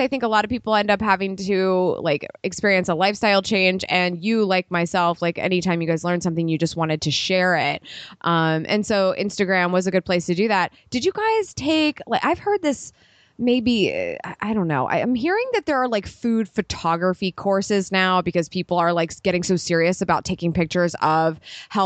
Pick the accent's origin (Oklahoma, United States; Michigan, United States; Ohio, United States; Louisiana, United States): Ohio, United States; I'm from Ohio